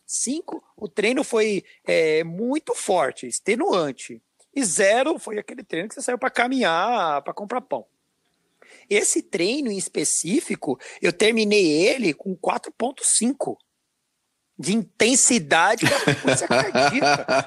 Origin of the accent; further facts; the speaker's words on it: Brazil; nosso dialeto aqui é, de Brasil